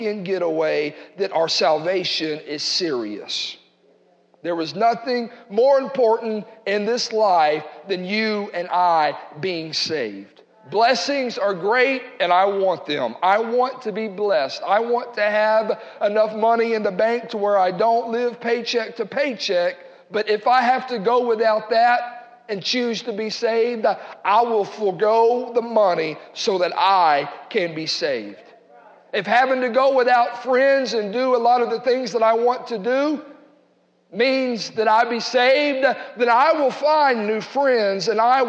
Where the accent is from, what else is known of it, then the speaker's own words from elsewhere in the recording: United States; we're American